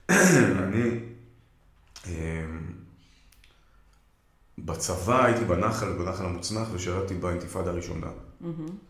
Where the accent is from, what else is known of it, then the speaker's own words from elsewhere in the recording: Haifa, Haifa District, Israel; גדלתי בנווה שאנן בחיפה, שכונה, מעמד בינוני, אשכנזי, קלאסי